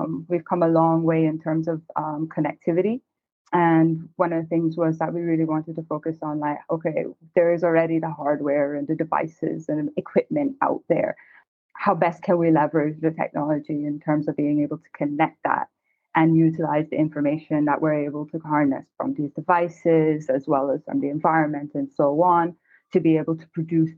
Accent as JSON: {"language": "English", "country": "Cayman Islands", "tie": "born or raised there", "said": "I'm originally from the Cayman Islands, so naturally grew up on the water"}